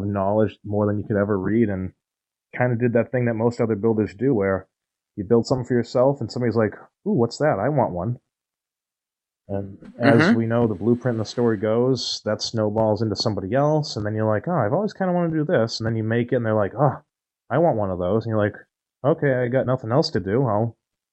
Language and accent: English; New England, United States; I'm from the New England area